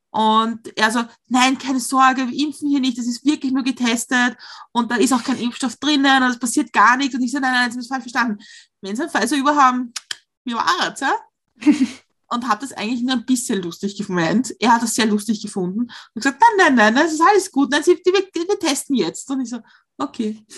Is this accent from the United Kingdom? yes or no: no; Austria; accent: Austrian; er findet unseren österreichischen Akzent sehr süß